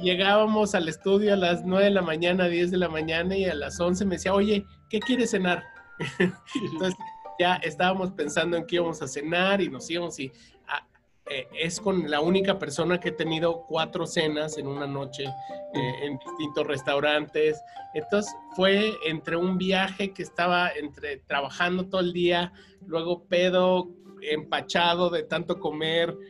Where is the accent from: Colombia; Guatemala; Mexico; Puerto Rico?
Mexico; como buen mexicano comedor de tortillas